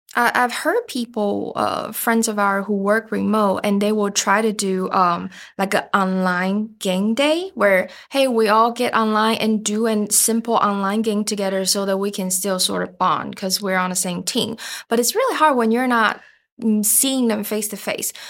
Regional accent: Taiwan; moved away as an adult; also born or lived in Alabama; now in Dover, United States; I'm originally from Taiwan, and after meeting Aaron, uh, I eventually chose to immigrate here about five years ago

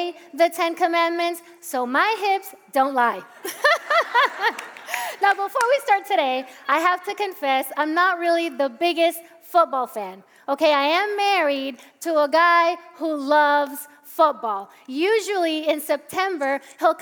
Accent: Puerto Rico; English is a second language; now in Parsippany, United States; I'm Puerto Rican, so I grew up in Puerto Rico, and I went to an immersion school. I was taught by American missionaries. That's how I learned English.

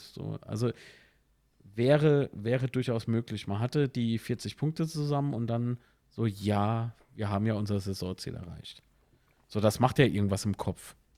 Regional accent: Kaiserslautern, Rhineland-Palatinate, Germany

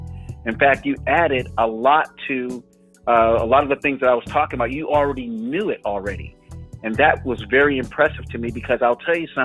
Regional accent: the South, United States; now in Northern California, United States; I'm from the South

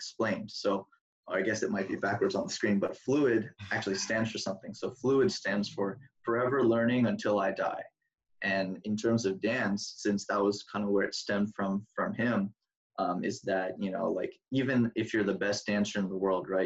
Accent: Seattle, Washington, United States; also born or lived in Oregon; I'm from Washington

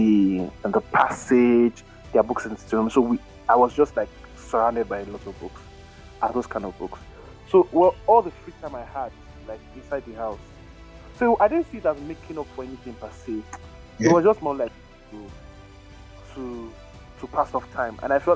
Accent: Canada; And then I grew up in Canada.

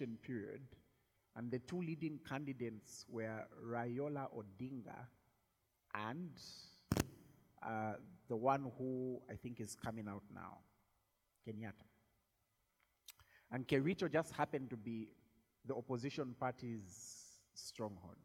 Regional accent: Zambia

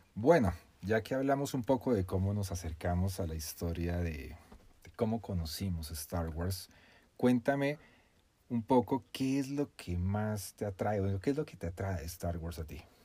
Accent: Colombia; soy colombiano

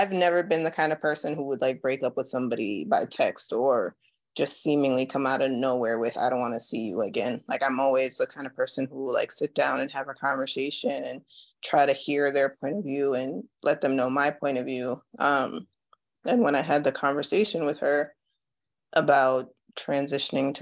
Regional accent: Jamaica; I was born in Jamaica

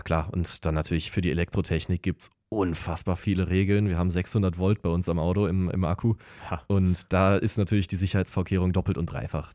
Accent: Lüdenscheid, North Rhine-Westphalia, Germany; moved away as an adult; now in Siegen, Germany; ich komme eigentlich aus Lüdenscheid

